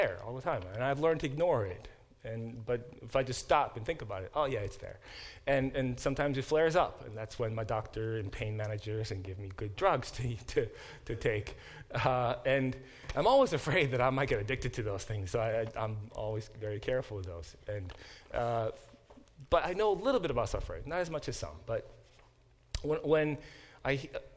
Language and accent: English; South Korea; moved away; I was born in Korea and in the early 70s, and that was before Korea became a more developed country